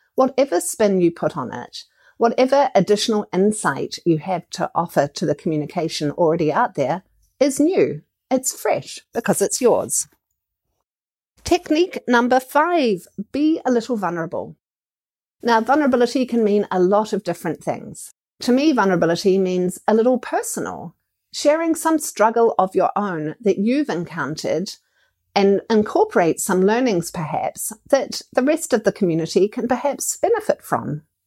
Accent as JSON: {"language": "English", "country": "New Zealand", "said": "As a New Zealander and as an entrepreneur"}